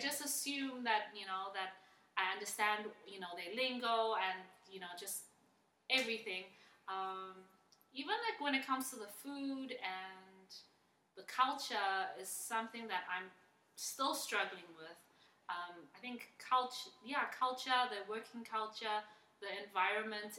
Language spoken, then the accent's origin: English; Johannesburg, Gauteng, South Africa; moved away as an adult; now in Taiwan; I was uh, born and raised in Johannesburg